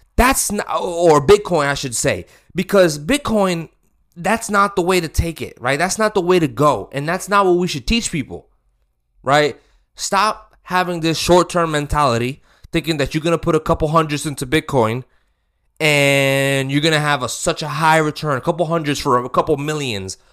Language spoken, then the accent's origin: English; United States; I'm American